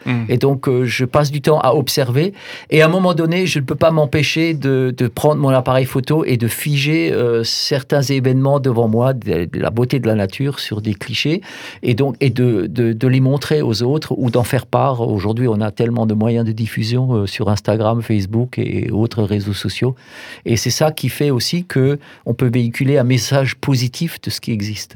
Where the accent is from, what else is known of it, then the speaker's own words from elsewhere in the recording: Alsace Bossue, Grand Est, France; j'ai grandi en Alsace-Bossu, dans un tout petit village